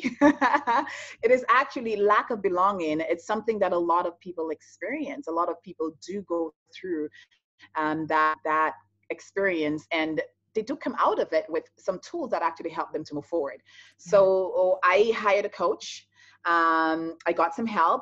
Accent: St. Lucia; moved away as an adult; now in Toronto, Canada; I'm born and raised in the Caribbean, in St. Lucia

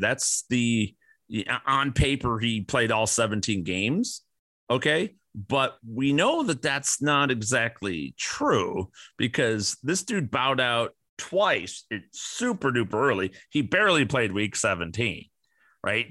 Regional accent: Midwest, Illinois, United States; I grew up in the Midwest

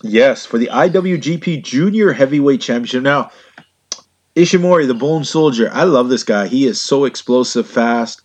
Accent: Canada; gentle Canadian souls

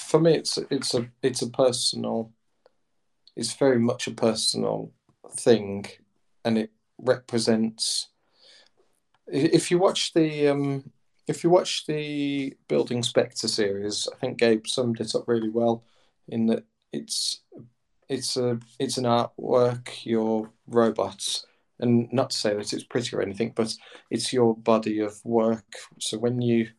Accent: United Kingdom; as British engineers, as a family of engineers

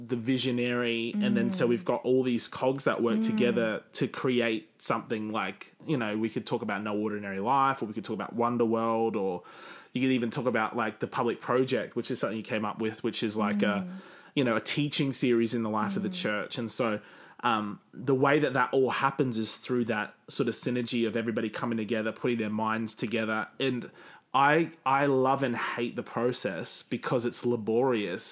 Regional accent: Cairns, Queensland, Australia; moved away; when I go back to Cairns, people mock me

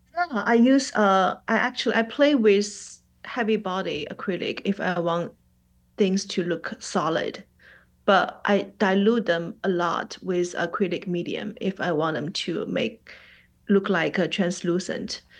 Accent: Shanghai, China; first language Mandarin; English is a second language; moved away as an adult; also born or lived in New York; now in Atlanta, United States; Shanghai is my hometown

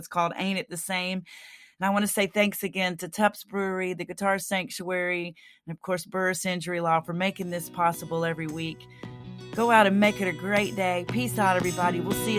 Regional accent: McKinney, Texas, United States; my hometown of McKinney, Texas.

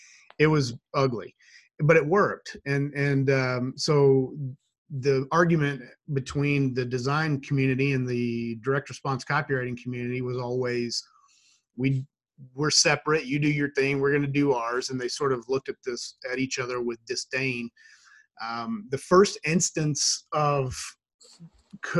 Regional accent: Shreveport, Louisiana, United States; also born or lived in Monroe, Louisiana; now in Idaho, United States; I was born in that area. I grew up in Shreveport, which is about an hour and a half west.

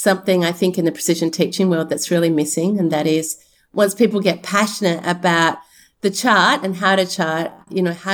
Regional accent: Australia; accent: Australian; my Australian accent showing through

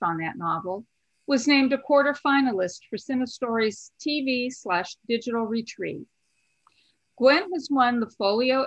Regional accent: Ohio, United States; my home state of Ohio

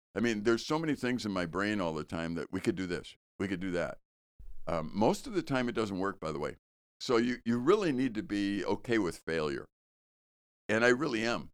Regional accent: Chicago, Illinois, United States; I grew up in Chicago and we used to garbage pick.

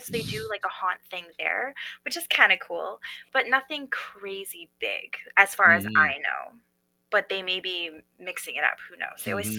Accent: Edmonton, Alberta, Canada; So in my hometown, home base

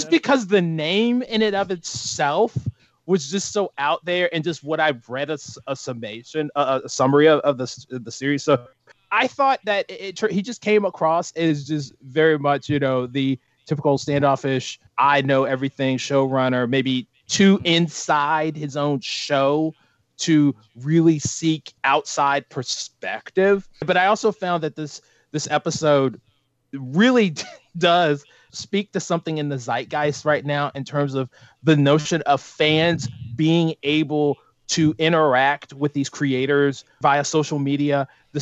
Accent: United States; as an American

